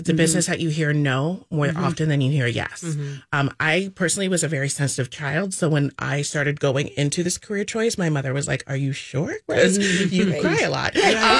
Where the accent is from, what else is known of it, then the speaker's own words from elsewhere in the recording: St. Petersburg, Florida, United States; moved away; I grew up in St. Petersburg.